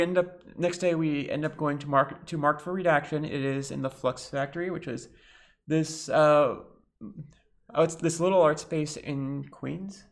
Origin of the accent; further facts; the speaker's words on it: Lebanon; I'm bi, trans, Lebanese